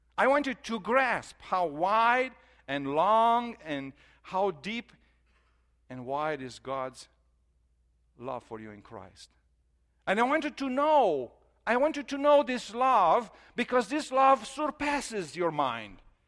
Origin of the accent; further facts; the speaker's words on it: Romania; moved away; we are from Romania, so we, I grew up there, and our family is there